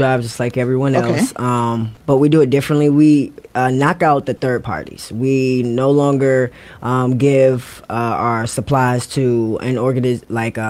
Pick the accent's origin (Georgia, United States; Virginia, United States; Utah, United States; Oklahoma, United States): Virginia, United States; moved away as an adult; also born or lived in Queens, New York; now in Atlanta, United States; I am originally born in New York, but raised in Virginia.